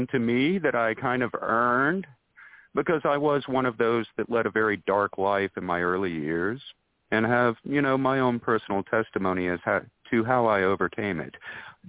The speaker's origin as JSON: {"language": "English", "region": "North Carolina", "country": "United States", "tie": "born or raised there", "said": "I was born and raised here in the Carolinas"}